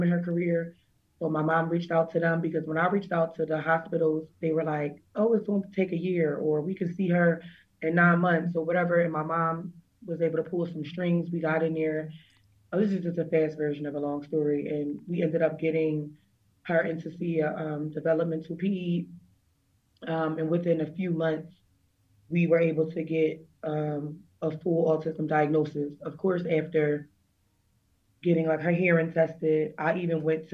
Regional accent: Pennsylvania, United States; also born or lived in Berks County, Pennsylvania; we moved to like Berks County because we're from Pennsylvania

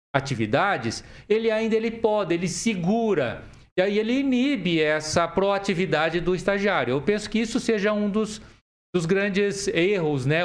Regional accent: Jussara, Paraná, Brazil; also born or lived in Assis Chateaubriand; Eu sou daqui do norte, nasci no norte tá. do Paraná, em Jussara

